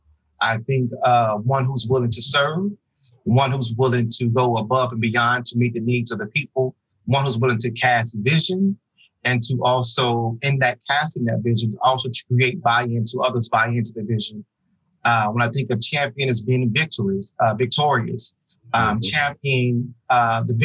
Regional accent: Oklahoma City, Oklahoma, United States; moved away as an adult; now in Dallas-Fort Worth, United States; I'm originally from Oklahoma City, Oklahoma. Born and raised, went to high school there, undergrad for college, and then matriculated from Oklahoma to the great state of Texas, where I currently reside in the Dallas-Fort Worth area

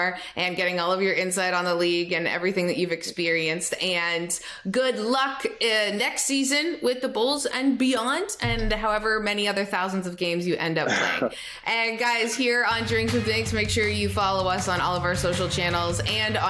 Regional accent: Toronto, Ontario, Canada; I'm from Toronto

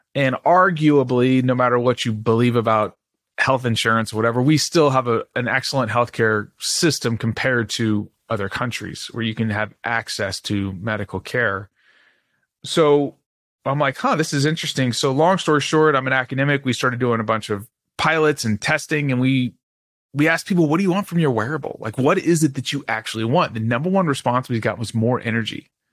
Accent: Dallas, Texas, United States; I grew up in Dallas, Texas

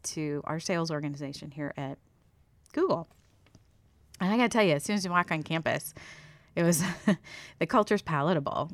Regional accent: Steubenville, Ohio, United States; moved away as an adult; also born or lived in Las Vegas, Nevada; born and raised in Ohio

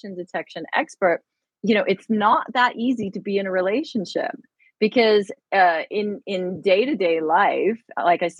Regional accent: United Kingdom; moved away; I am British

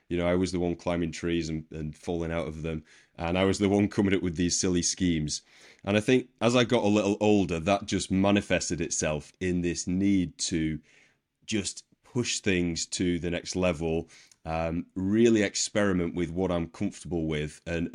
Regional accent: Wigan, North West England, United Kingdom; the place I grew up in Wigan, it's a working class rugby league town in Northern England.

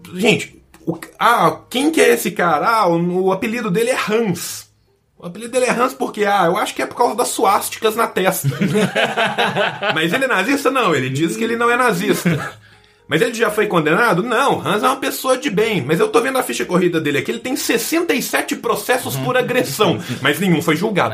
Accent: Minas Gerais, Brazil; also born or lived in São Paulo; Eu que sou de Minas

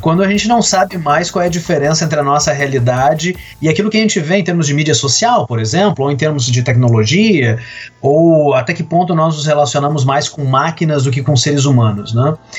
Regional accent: Brazil; quem nós somos como brasileiros

